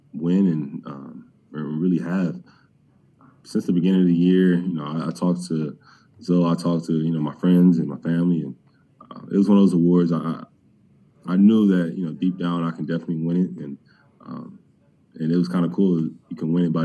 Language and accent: English; Cleveland, Ohio, United States; I'm from Cleveland.